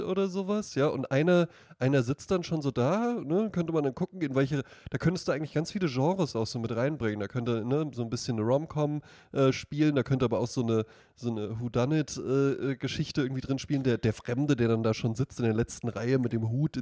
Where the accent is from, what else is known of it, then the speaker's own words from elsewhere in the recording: Central Hesse, Germany; ich komme aus Mittelhessen